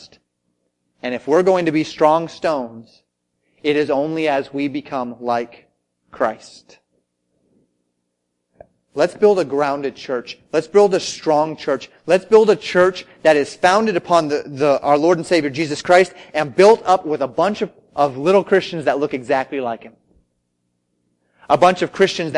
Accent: United States; I was an American, through and through.

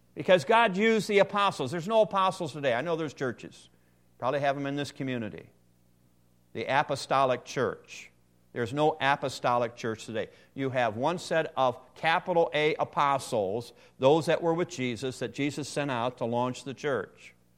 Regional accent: Ohio, United States; I'm from Ohio

